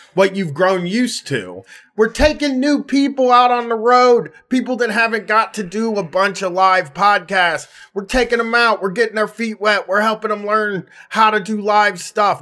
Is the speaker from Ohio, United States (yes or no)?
yes; Columbus, Ohio, United States; I have a weird home th-, hometown thing where, like, I wanna be big in my hometown